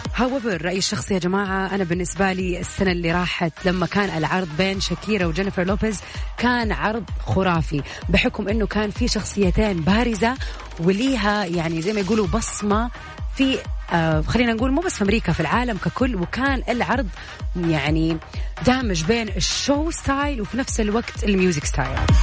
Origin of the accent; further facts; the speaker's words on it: Saudi Arabia; عندنا في السعودية